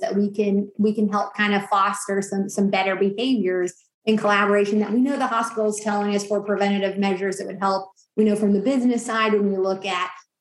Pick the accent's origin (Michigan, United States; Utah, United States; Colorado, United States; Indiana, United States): Indiana, United States; Bedford; I grew up in Bedford